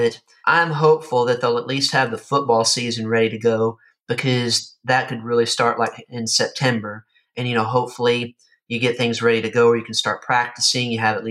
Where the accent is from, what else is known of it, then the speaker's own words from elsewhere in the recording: Kentucky, United States; now in Florida, United States; in my hometown area of Kentucky